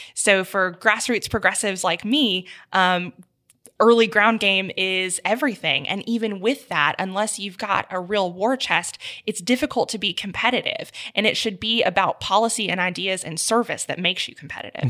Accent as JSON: {"language": "English", "town": "Memphis", "region": "Tennessee", "country": "United States", "tie": "born or raised there", "also_born_or_lived": "Houston, Texas / Indiana", "said": "I moved to Memphis when I was nine, actually, so the, all my family is from here, but I lived in Houston for a while"}